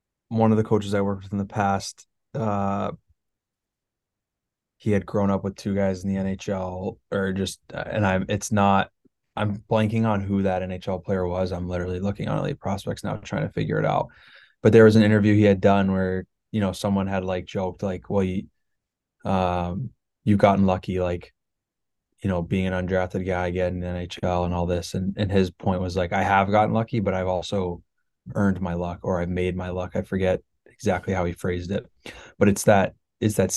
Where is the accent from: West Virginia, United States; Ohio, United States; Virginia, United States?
Ohio, United States; moved away as an adult; also born or lived in Midwest; I grew up in Ohio and I like lived in the Midwest the majority of my life